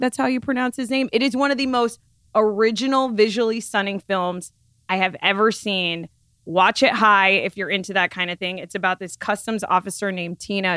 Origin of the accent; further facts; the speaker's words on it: Florida, United States; Florida, my home state